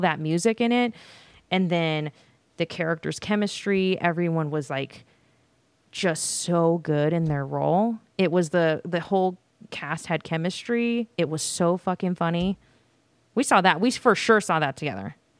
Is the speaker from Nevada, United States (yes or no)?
yes; Las Vegas, Nevada, United States; I'm from Las Vegas and all of my damn high school people are here